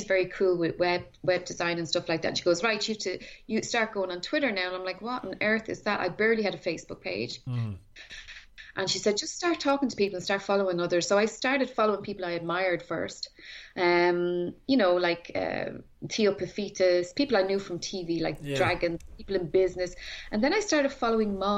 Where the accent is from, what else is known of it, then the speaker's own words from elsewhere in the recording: Tallaght, Leinster, Ireland; I grew up in Talla, okay. Which was down the road from Blessington